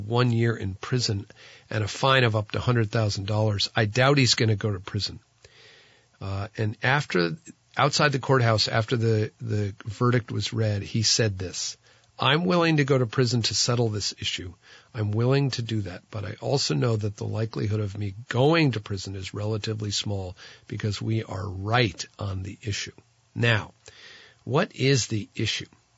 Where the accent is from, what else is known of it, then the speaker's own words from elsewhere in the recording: Tunbridge, Vermont, United States; my hometown fair